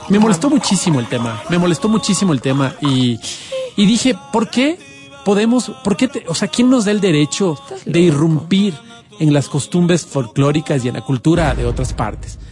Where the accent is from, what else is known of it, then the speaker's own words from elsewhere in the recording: Quito, Pichincha, Ecuador; yo soy quiteño